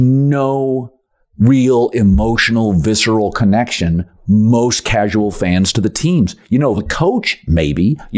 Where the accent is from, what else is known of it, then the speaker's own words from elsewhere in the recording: Pacific Northwest, United States; one of the things that I'm from the Pacific Northwest, as many of you know, that was really cool for me is sports books.